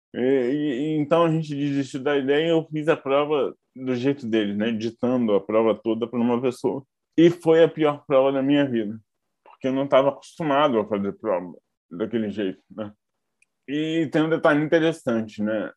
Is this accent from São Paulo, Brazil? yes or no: no; Barra Mansa, Rio de Janeiro, Brazil; moved away as an adult; now in Rio de Janeiro, Brazil; Eu nasci em Barra Mansa, mas moro no Rio há mais ou menos 17 anos. Eu vim para fazer faculdade e acabei ficando